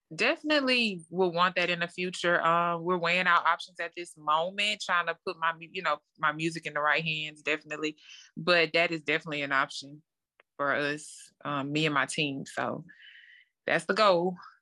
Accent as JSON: {"language": "English", "town": "Lake Charles", "region": "Louisiana", "country": "United States", "tie": "born or raised there", "said": "So, I'm from Lake Charles, Louisiana. It's a small town, um, born and raised there"}